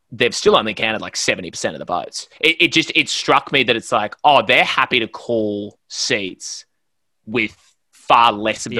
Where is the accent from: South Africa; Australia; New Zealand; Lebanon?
Australia; Brisbane, Queensland; moving to where I grew up in Brisbane, Griffith